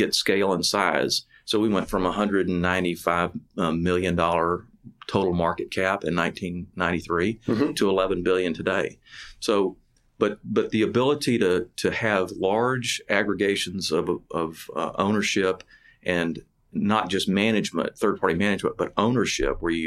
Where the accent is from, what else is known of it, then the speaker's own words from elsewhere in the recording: Pasadena, Texas, United States; also born or lived in McComb, Mississippi; I grew up in Pasadena, went to high school at Sam Rayburn High School